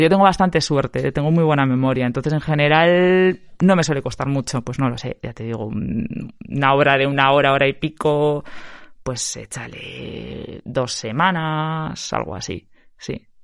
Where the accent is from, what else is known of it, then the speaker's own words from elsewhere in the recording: Eibar, Basque Country, Spain; now in Vitoria-Gasteiz, Spain; yo soy gastistarra de corazón, pero de nacimiento no, soy de Ibar